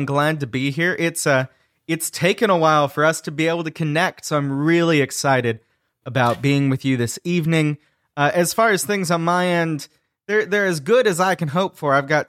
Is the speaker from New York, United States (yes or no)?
no; Pensacola, Florida, United States; now in Atlanta, United States; So I am a Southerner. I am living in the South right now. Okay. Me and my family are in Atlanta. My wife and I are both originally from Pensacola, Florida. So Northwest Florida, also known as LA, Lower Alabama.